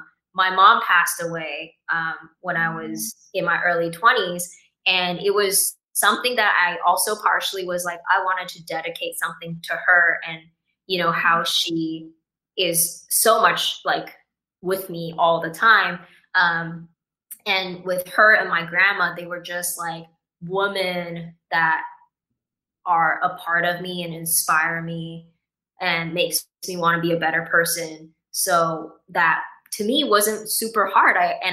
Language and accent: English; Taiwan; also born or lived in Vancouver, Canada; I see how much of my personality or traits that I have that stems from me growing up in Taiwan.